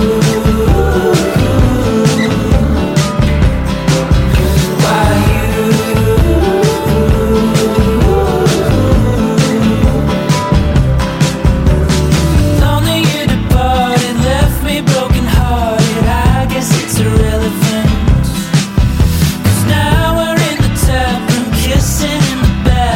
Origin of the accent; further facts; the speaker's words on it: Orlando, Florida, United States; I grew up in Metro Orlando, but we were living up in the suburbs